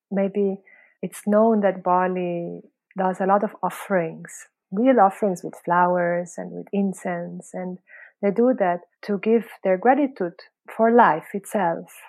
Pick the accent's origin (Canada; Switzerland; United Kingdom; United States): Switzerland; also born or lived in Philippines; now in Indonesia; No, originally I'm from Switzerland and Philippines.